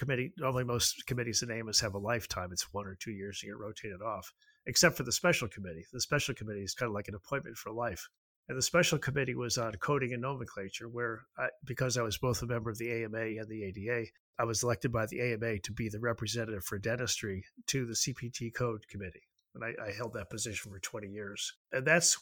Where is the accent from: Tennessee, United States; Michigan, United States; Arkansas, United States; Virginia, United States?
Tennessee, United States; Nashville; I'm from Nashville